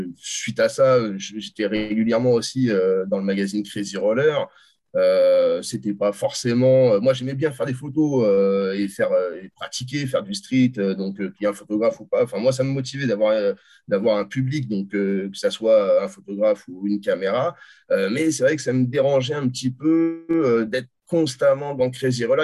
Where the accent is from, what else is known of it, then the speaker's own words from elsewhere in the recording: France; je suis français, je resterai toute ma vie en France